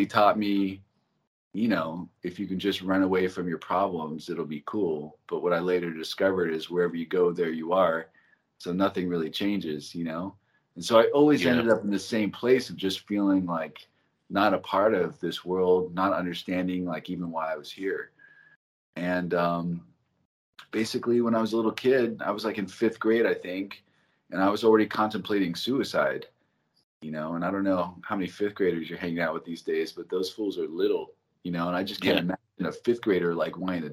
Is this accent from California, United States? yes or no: yes; Los Angeles, California, United States; also born or lived in Santa Monica; I was born in Santa Monica Hospital. I was raised in the Valley